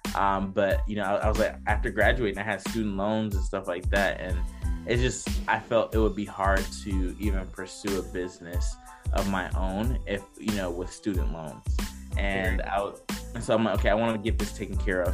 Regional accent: Decatur, Georgia, United States; I'm originally from Decatur, Georgia, and not many people from like where I grew up, my high school, you know, would go to four like four year inter- universities

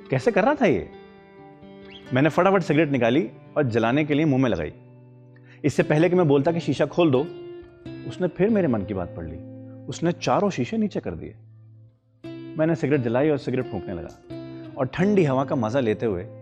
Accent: Bijnor, Uttar Pradesh, India; now in Delhi, India; अरे मैं बिजनौर का हूँ मेरी पैदाइश बिजनौर में थी पर मैं दिल्ली में शिफ्ट हो गया था

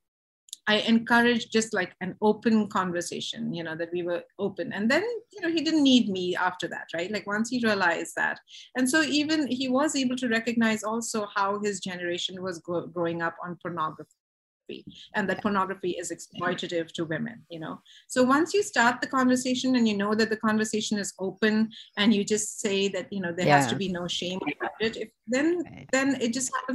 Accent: India; moved away; I was raised in India, where there's such a culture of shame and silence around sexuality and sex

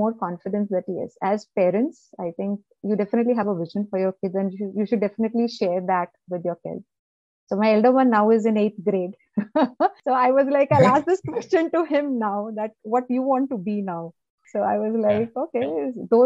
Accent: Chennai, Tamil Nadu, India; moved away; also born or lived in Delhi; I was born in Chennai. I was born in South India. So I still love Chennai. So that's my birthplace. Maybe I was born there and born and brought up there

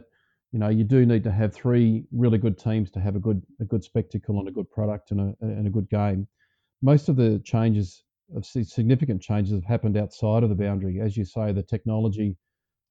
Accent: New South Wales, Australia; growing up around the New South Wales system

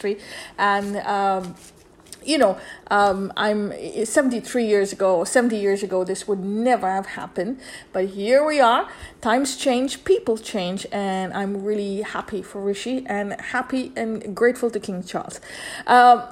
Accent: India; I grew up in India

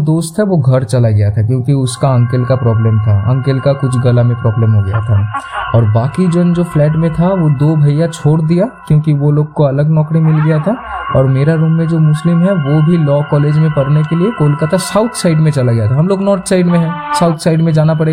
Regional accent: Kharagpur, West Bengal, India; also born or lived in Kolkata; देखो को मैं खुद पला बड़ा हूँ खड़गपुर से

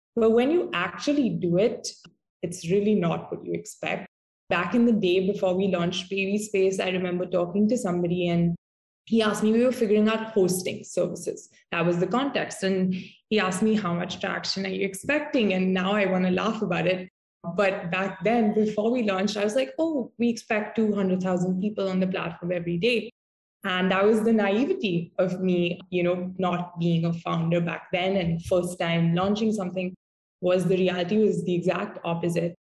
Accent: Mumbai, Maharashtra, India; I'm from Mumbai

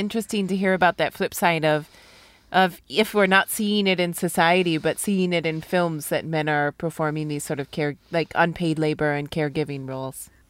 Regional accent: United States; I'm from the States.

